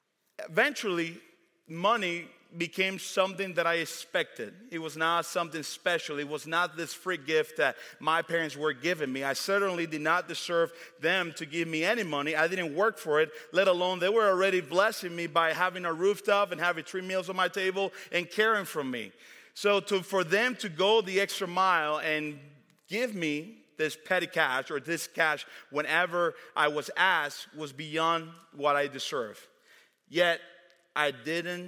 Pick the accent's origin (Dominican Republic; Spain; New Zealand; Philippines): Dominican Republic; now in United States; Growing up in the Dominican Republic